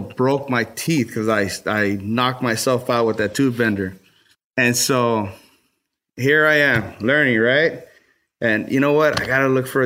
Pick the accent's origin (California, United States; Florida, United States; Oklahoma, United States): California, United States; Los Angeles; I grew up in Watts, so it was a really bad area.